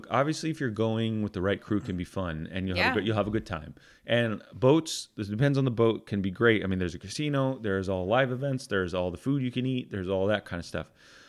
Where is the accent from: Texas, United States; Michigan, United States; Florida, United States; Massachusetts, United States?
Florida, United States; Punta Gorda; I'm from Punta Gorda.